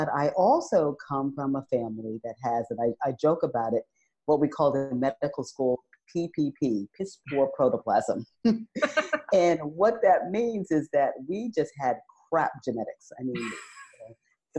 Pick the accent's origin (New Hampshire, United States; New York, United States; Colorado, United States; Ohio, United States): New York, United States; New York City; moved away as an adult; also born or lived in Northeast North Carolina; to move from New York City, been born and raised there, to Northeast North Carolina